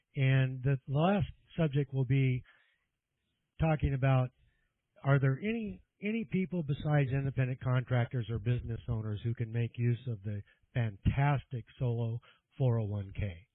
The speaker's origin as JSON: {"language": "English", "region": "California", "country": "United States", "tie": "born or raised there", "said": "Born and raised in California"}